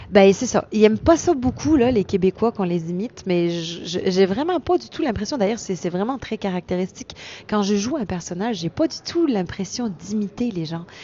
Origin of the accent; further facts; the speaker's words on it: Strasbourg, Grand Est, France; je suis alsacienne